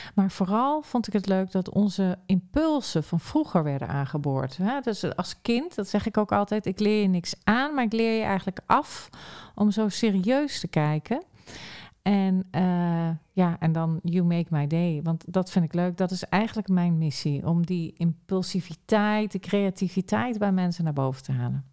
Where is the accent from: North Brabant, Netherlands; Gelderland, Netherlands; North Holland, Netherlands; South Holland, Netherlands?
Gelderland, Netherlands; Arnhem; moved away; ik kom ook oorspronkelijk uit Arnhem